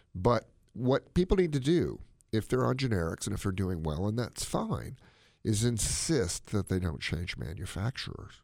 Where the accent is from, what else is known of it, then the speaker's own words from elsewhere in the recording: United States; my mom came from China. I am all-American. I'm American as chop suey.